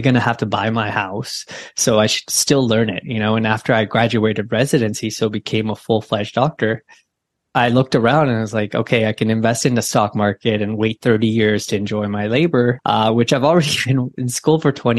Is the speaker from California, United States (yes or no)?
yes; Bay Area, California, United States; I grew up in the Bay Area